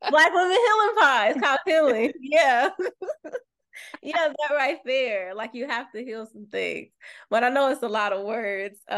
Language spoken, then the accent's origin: English; Louisville, Kentucky, United States; I'm from Kentucky. I'm from.